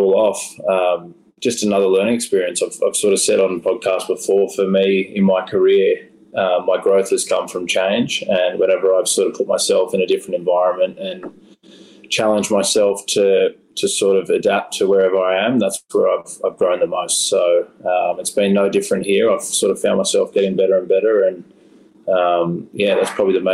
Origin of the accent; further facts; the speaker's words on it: Sydney, New South Wales, Australia; moved away as an adult; now in Los Angeles, United States; my hometown in Manly in Sydney, Australia